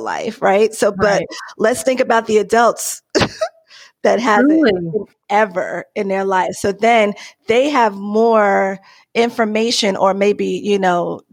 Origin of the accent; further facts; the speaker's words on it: New York City, New York, United States; now in Arizona, United States; I'm originally from New York, the Bronx, really, Bronx, New York.